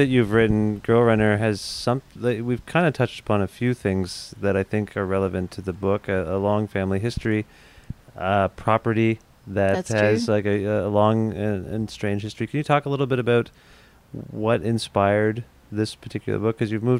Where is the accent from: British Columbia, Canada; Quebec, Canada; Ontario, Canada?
Ontario, Canada; Cambridge; I grew up in Cambridge